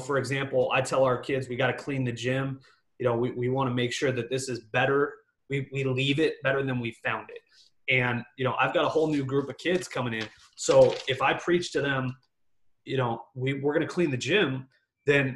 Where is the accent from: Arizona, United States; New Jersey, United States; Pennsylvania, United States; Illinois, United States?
Arizona, United States; Phoenix; I'm from Phoenix